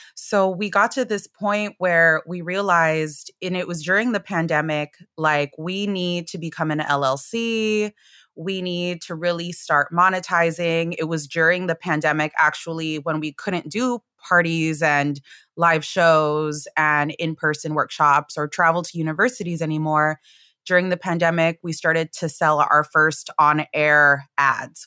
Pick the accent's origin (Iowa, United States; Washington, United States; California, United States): California, United States; Los Angeles; I'm a third gen Chicana from L A. I'm Mexican American.